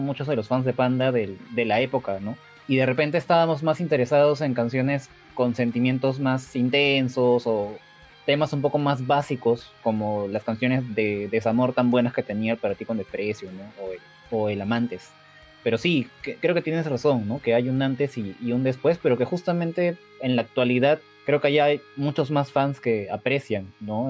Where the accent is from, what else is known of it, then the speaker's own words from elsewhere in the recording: Peru; yo soy de Perú